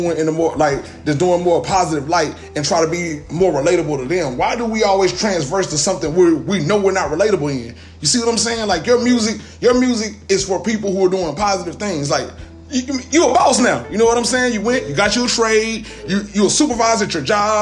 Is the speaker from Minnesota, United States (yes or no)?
no; Vivian, Louisiana, United States; moved away; I'm somebody that's from somewhere else. I'm not from here. I'm from Vivian, Louisiana, a small little town. I moved out here to the Cooper Road.